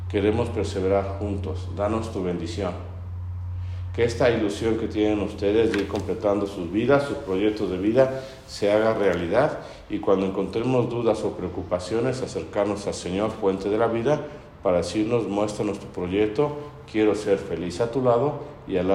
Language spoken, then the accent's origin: Spanish; Puebla, Mexico; Varios de los que estamos acá presentes somos poblanos y sabemos por nuestros papás y abuelos que socialmente somos muy elitistas.